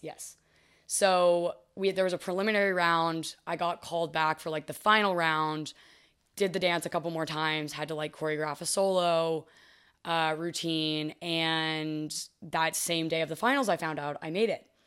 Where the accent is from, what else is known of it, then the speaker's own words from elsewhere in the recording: Fort Worth, Texas, United States; moved away as an adult; now in Los Angeles, United States; I didn't love growing up in Texas